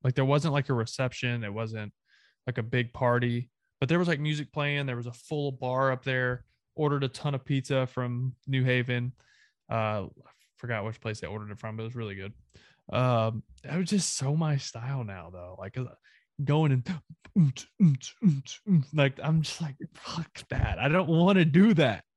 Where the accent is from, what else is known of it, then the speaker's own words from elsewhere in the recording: the South, United States; I'm Southern.